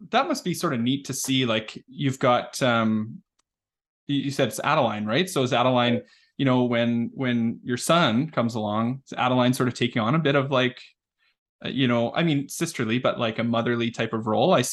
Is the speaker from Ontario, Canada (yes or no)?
no; Medicine Hat, Alberta, Canada; I'm from Medicine Hat